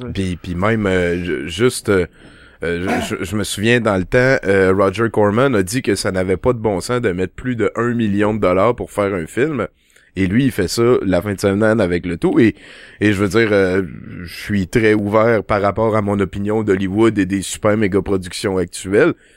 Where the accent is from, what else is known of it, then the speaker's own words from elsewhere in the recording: Val-d'Or, Quebec, Canada; moved away as an adult; also born or lived in France; je viens de Val d'Or, quand t'es à Val d'Or, tu vas au club vidéo, tu joues au pool, tu joues au bowling